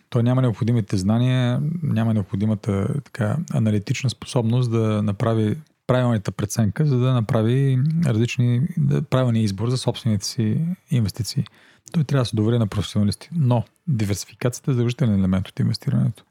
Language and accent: Bulgarian; Plovdiv, Plovdiv Province, Bulgaria; also born or lived in United States; аз съм пловдивчанин. 90-та година завърших английската в Пловдив.